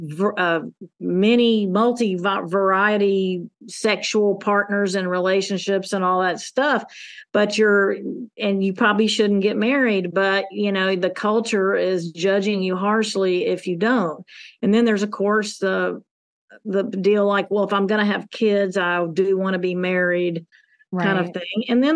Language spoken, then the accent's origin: English; the South, United States; You know, I grew up in Southern United States